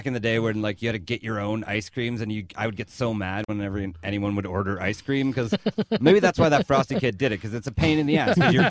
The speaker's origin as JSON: {"language": "English", "town": "Lethbridge", "region": "Alberta", "country": "Canada", "tie": "born or raised there", "also_born_or_lived": "Vancouver", "moved": "as an adult"}